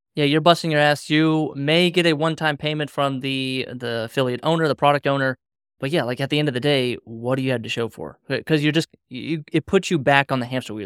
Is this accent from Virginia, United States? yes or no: yes; Reston, Virginia, United States; I'm from Reston, Virginia